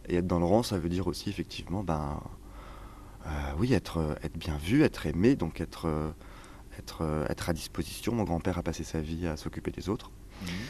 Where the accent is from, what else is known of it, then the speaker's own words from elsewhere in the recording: Cher, near Bourges, Centre-Val de Loire, France; moved away; also born or lived in Tours / Marseille / Casablanca / Paris; j'ai grandi dans le Cher, euh, près dans un petit lieu-dit à côté d'un petit village, à côté de Bourges